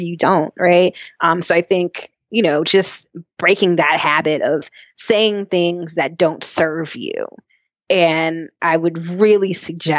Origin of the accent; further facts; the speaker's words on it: North Carolina, United States; growing up in North Carolina, I've been through most hurricanes